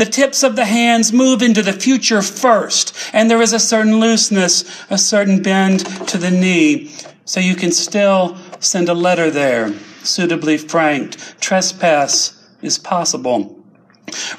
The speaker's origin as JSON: {"language": "English", "region": "the Carolinas", "country": "United States", "said": "I come from the Carolinas. My family were textile workers. They were poor folks in the Carolinas."}